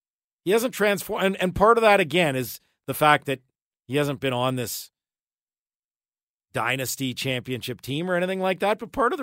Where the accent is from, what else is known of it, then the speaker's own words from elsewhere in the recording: Edmonton, Alberta, Canada; moved away as an adult; now in Ottawa, Canada; lived in Ottawa 17 years, but grew up in Edmonton.